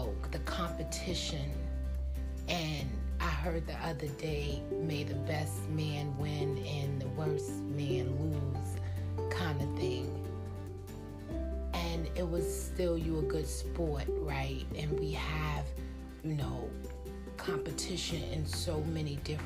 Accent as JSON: {"language": "English", "country": "United States", "said": "I wouldn't want to be anything else than American, and that's because I'm American"}